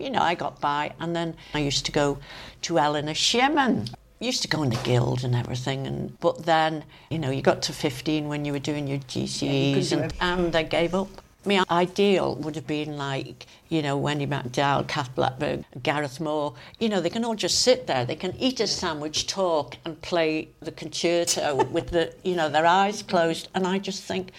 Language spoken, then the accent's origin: English; Crosby, Isle of Man; moved away as an adult; also born or lived in London; I was born and brought up in Crosby.